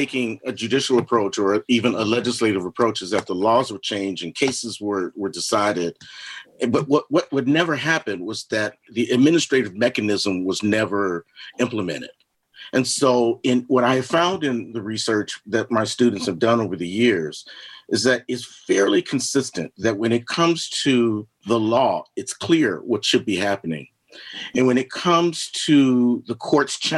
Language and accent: English; Los Angeles, California, United States; now in Asheville, United States; I grew up out in Los Angeles